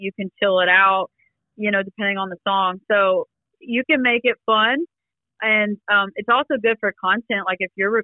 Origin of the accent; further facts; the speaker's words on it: Columbus, Georgia, United States; also born or lived in Cumming, Georgia; I was born and raised in Columbus, Georgia. And then we moved up to Cumming